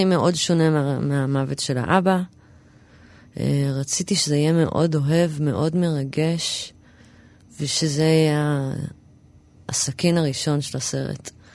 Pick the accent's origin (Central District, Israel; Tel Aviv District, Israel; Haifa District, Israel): Tel Aviv District, Israel; Tel Aviv; also born or lived in New York, United States / Rosh HaAyin; גדלתי ברמת אביב